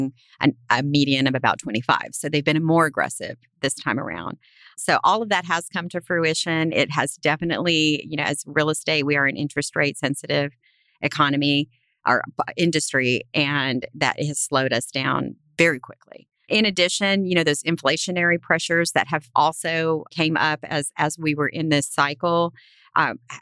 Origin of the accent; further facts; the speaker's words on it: South Texas, United States; I was raised in South Texas, which is a very ag-heavy part of the state